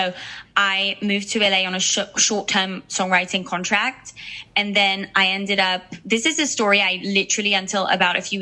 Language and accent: English; Switzerland; moved away as an adult; also born or lived in United Kingdom; now in Los Angeles, United States; I was born in Switzerland, but I'm actually English. Like I was born with an English passport. I got my Swiss citizenship when I was, I think, 19 or 20. So I grew up in a very small town